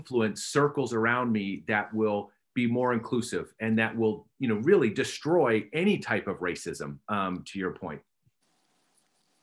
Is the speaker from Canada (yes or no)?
yes; close to Calgary, Alberta, Canada; I'm as a Canadian, I grew up close to Calgary.